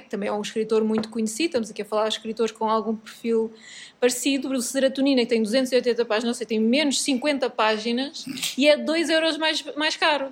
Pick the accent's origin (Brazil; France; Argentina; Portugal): Portugal; sou muito portuguesa